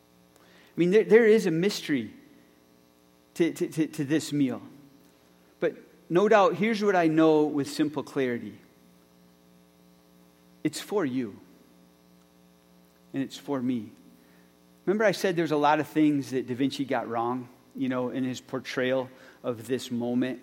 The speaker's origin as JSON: {"language": "English", "town": "Lucas", "region": "Michigan", "country": "United States", "tie": "born or raised there", "said": "growing up in Rehoboth Reformed Church in Lucas, Michigan."}